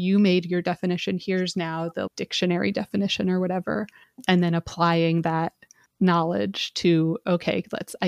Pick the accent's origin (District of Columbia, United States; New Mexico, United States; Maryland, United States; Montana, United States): Montana, United States; moved away; I grew up in Montana